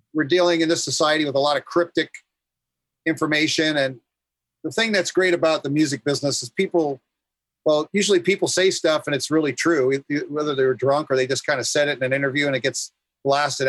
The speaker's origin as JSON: {"language": "English", "town": "New York City", "region": "New York", "country": "United States", "tie": "born or raised there", "also_born_or_lived": "Brooklyn, New York", "moved": "as an adult", "lives_now": "California, United States", "said": "Born in Brooklyn, but grew up in Queens"}